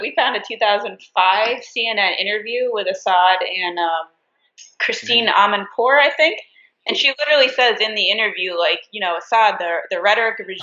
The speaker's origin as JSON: {"language": "English", "region": "New York", "country": "United States", "said": "I'm from New York, so it's like, you know, my whole family."}